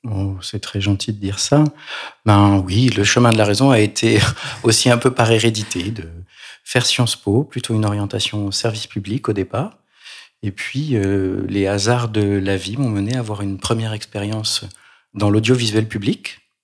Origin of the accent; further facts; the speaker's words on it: Provence-Alpes-Côte d'Azur, France; Je suis provençal, comme mon nom l'indique peut-être